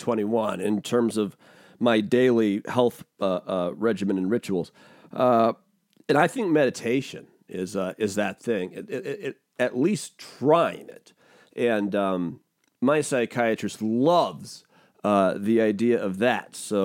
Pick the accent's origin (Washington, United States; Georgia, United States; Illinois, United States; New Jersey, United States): Washington, United States; also born or lived in Rhode Island, United States / Florida, United States; I grew up balling out in Washington State.